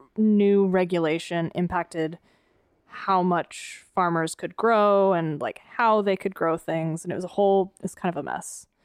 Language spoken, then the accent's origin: English; East Coast, United States; moved away; I grew up on the East Coast with you know, ninety-five percent humidity and ninety-five degrees Fahrenheit